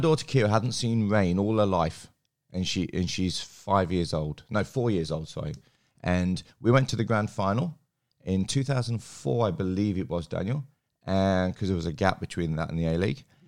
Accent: England, United Kingdom; now in Australia; I grew up in England

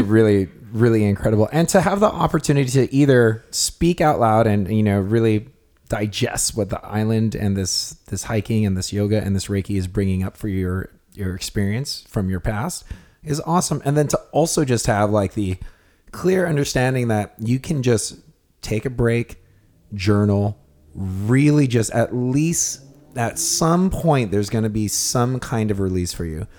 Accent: Kona, Hawaii, United States; we're from Kona

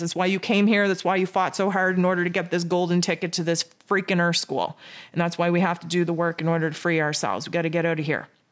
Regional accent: Canada; I'm Canadian.

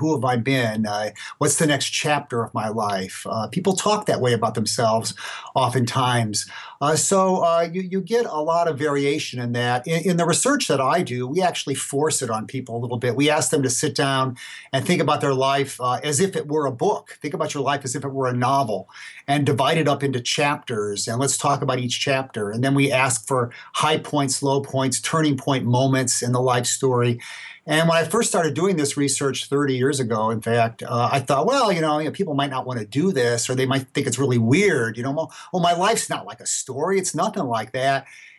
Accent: Gary, Indiana, United States; I was born February 7th, 1954, say. I mean, this is well known. I mean, I grew up in Gary, Indiana, whatever.

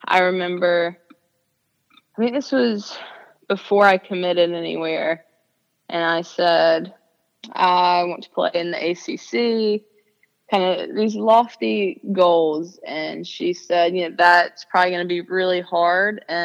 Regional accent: a little over an hour from Chapel Hill, North Carolina, United States; a little over an hour away from my hometown

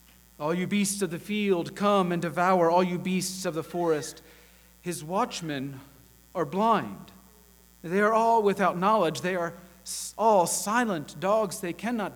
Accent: Chattanooga, Tennessee, United States; I grew up here in the Chattanooga area

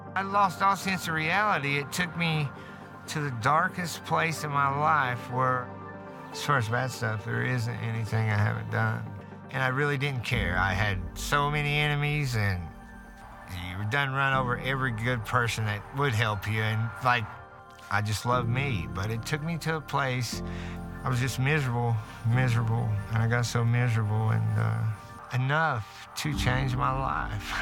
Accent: Martin County, Kentucky, United States; I grew up in Martin County here

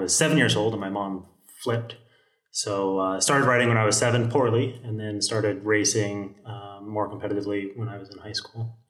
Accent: El Segundo, California, United States; El Segundo, California.

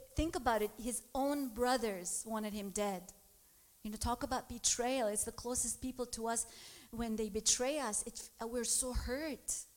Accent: Lebanon; moved away; I grew up in Lebanon

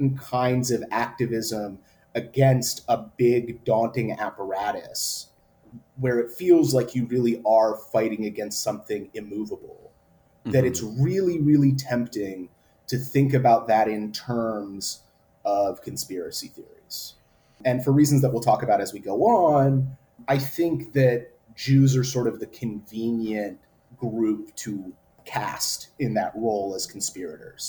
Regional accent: Oakland, California, United States; also born or lived in Fresno, California; I grew up in the Bay Area

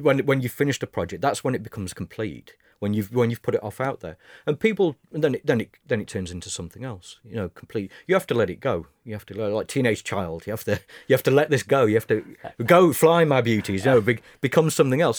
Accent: United Kingdom; as British

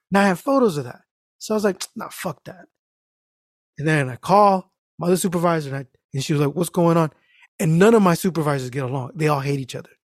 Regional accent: Mexico; I am Mexican.

